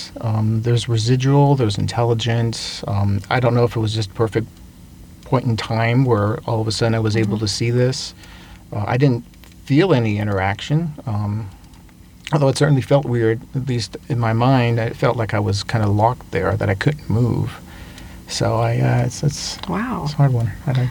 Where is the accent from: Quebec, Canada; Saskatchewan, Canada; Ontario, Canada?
Quebec, Canada; Montreal; first language French; English is a second language; I'm originally from Montreal, Canada.